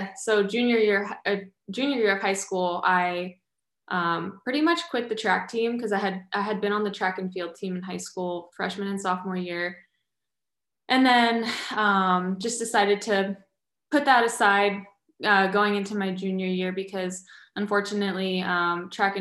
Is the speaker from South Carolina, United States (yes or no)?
no; Fort Walton Beach, Florida, United States; I was born in Fort Walton Beach, Florida.